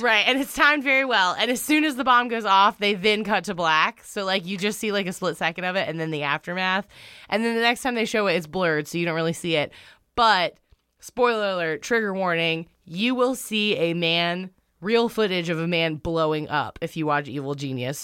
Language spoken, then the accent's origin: English; North Carolina, United States; moved away; I'm from North Kakalaki.